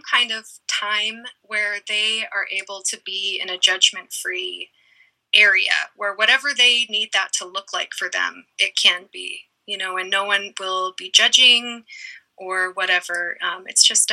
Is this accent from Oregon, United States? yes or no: yes; Eugene, Oregon, United States; moved away as an adult; also born or lived in East Coast; I grew up in Eugene, Oregon, and have spent most of my life in Eugene